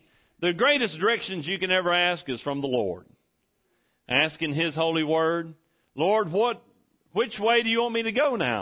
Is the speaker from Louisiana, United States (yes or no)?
no; Texas, United States; I'm from Texas